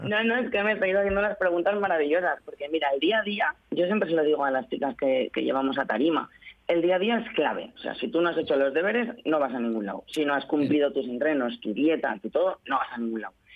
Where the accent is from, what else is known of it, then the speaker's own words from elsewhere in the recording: Spain; Soy la única española